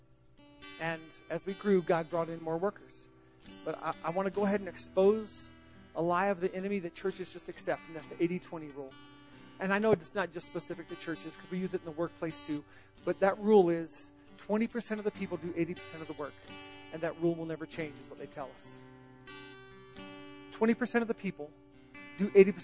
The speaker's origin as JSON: {"language": "English", "region": "the South", "country": "United States", "said": "I'm from the South."}